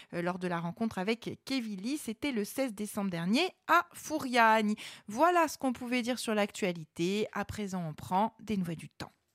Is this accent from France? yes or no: yes; Ajaccio, Corsica, France; en tant qu'Ajaxien, en tant que Corse